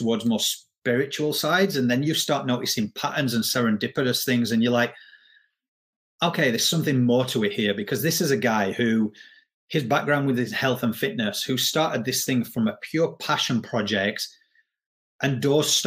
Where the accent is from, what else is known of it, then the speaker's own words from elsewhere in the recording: Yorkshire and the Humber, United Kingdom; now in Australia; I am from England, but I live in Australia